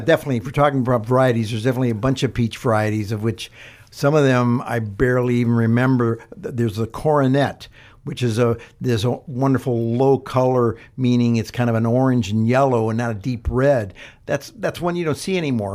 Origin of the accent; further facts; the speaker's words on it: Ohio, United States; moved away; I'm from Ohio